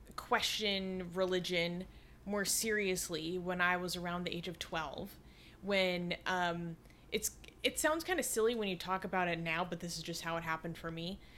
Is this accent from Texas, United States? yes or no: no; Seattle, Washington, United States; I grew up in Seattle, you know, in the nineties and two thousands.